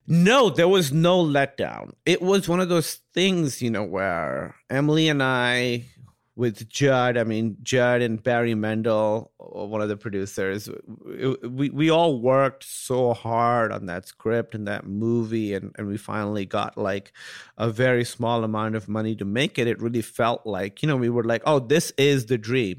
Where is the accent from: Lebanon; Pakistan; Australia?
Pakistan; being Pakistani